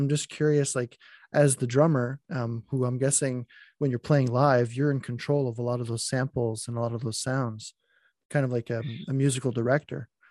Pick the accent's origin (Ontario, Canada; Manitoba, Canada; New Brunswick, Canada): New Brunswick, Canada; Acadian communities, Moncton; accent: Acadian French; in Moncton and, you know, Acadian communities, like, we speak French, but we don't speak the same French that they